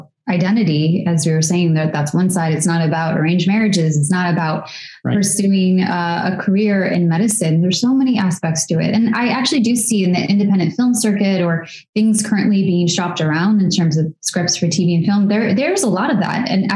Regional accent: United States; accent: American; We both grew up in areas that were predominantly white suburbs

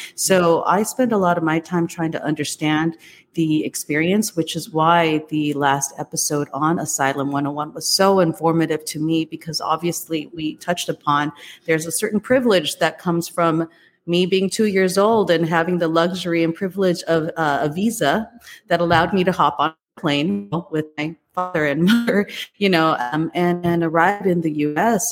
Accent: United States; also born or lived in Taiwan; I came here actually uh, to the US when I was just two years old

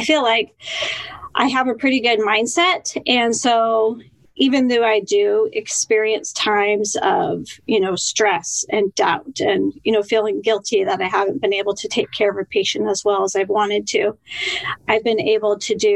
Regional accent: Denver, Colorado, United States; moved away as an adult; also born or lived in Seattle area, Washington; now in Seattle, United States; I grew up in Denver, Colorado

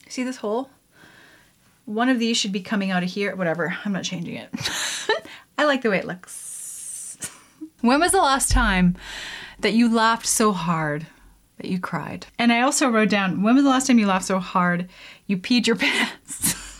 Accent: Canada; I'm Canadian

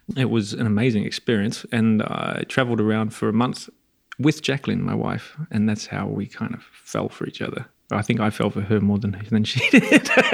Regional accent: Melbourne, Victoria, Australia; now in Pietrasanta, Italy; I was born in Melbourne, Australia

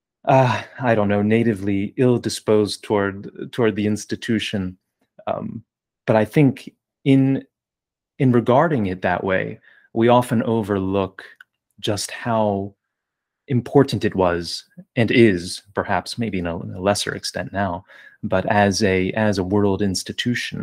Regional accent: New Jersey, United States; I was born and raised in New Jersey

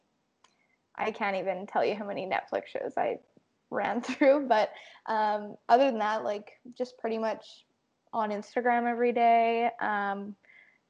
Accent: Winnipeg, Manitoba, Canada; I was born and raised in Winnipeg, Manitoba.

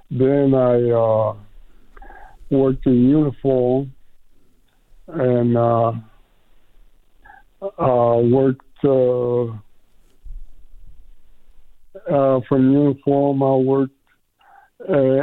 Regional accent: Columbus, Georgia, United States; moved away; also born or lived in High Point, North Carolina / Las Vegas, Nevada; I'm from Columbus, Georgia, originally

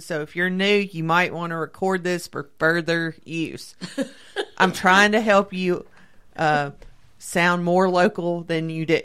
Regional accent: the South, United States; accent: Southern; my Southern accent

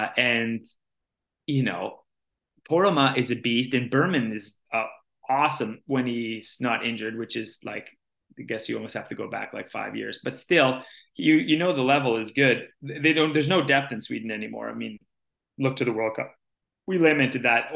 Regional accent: Canada; the Canadian women

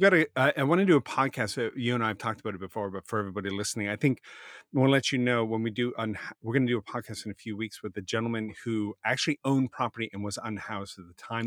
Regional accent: Halifax, Nova Scotia, Canada; I grew up in Halifax

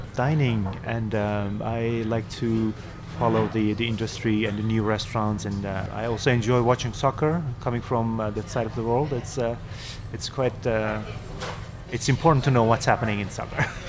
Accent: Istanbul, Turkey; now in New York, United States; I am from uh, Turkey originally, from Istanbul. Uh, I grew up in Istanbul.

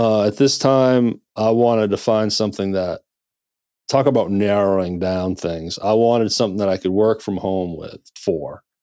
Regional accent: Maine, United States; also born or lived in Nashville, Tennessee; now in Memphis, United States; I'm originally from Maine, so I kinda started there

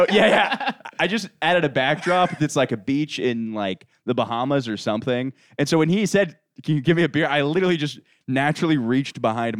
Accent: Orlando, Florida, United States; also born or lived in Winter Park, Florida; I'm from Orlando.

